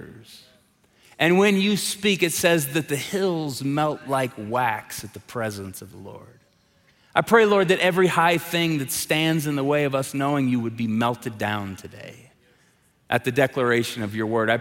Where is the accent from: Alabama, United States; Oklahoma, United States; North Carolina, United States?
Oklahoma, United States; Tulsa; moved away as an adult; now in Colorado Springs, United States; I'm from Tulsa, Oklahoma